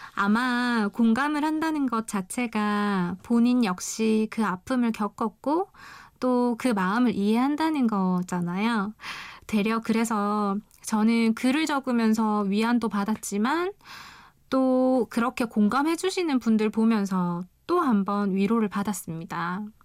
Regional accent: Busan, South Korea; 저는 부산에서 온

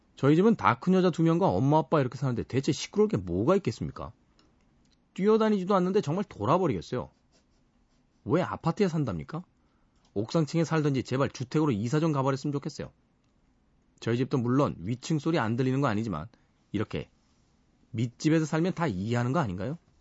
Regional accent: South Korea; 우린 대한민국이라는 나라에서 태어나서 살아가면서

